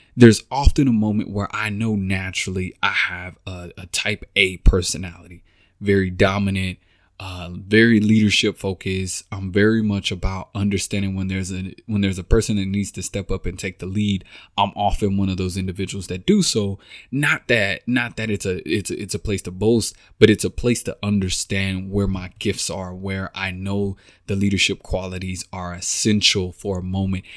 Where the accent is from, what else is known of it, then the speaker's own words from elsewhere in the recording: Texas, United States; moved away as an adult; now in Kansas City, United States; I'm from Texas, born and raised, been down, been there all my life